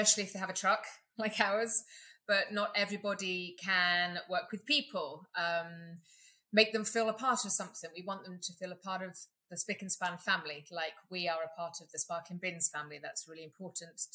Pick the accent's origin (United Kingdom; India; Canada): United Kingdom; England; now in Katy, Texas, United States; as you can hear, I'm from England